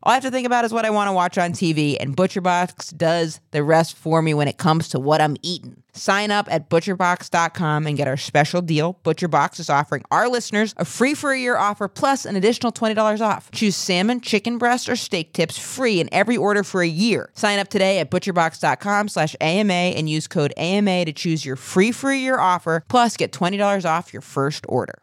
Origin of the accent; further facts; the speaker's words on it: Maine, United States; I'm from Maine